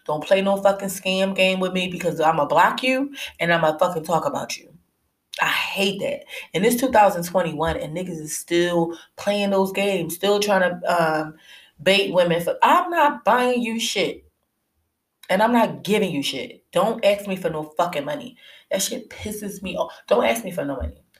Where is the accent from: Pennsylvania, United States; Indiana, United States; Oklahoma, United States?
Pennsylvania, United States; Philadelphia; I'm from Philly